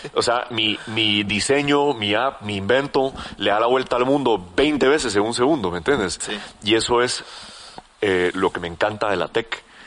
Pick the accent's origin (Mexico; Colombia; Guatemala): Guatemala; como buen chapín